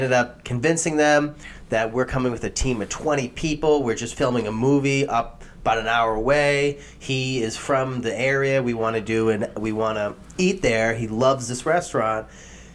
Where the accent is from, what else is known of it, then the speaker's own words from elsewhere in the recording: Massachusetts, United States; moved away; also born or lived in New Hampshire; I'm technically from Massachusetts.